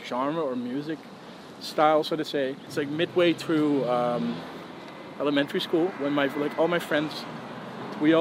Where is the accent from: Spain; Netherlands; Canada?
Netherlands; Tilburg, North Brabant; now in The Hague, Netherlands; Born and raised. I was born in Tilburg